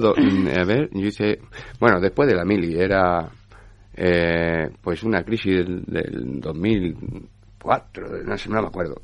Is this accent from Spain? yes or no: yes; Spain; soy el único español